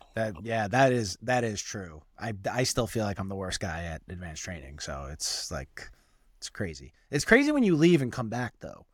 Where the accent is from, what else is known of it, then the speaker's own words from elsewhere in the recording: New York City, New York, United States; We both grew up in Staten Island